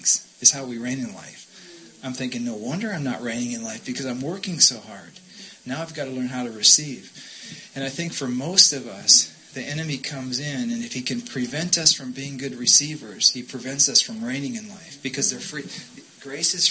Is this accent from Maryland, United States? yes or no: no; Minnesota, United States; both my grandparents came to America from Sweden, and so we grew up in Minnesota with very strong Swedish line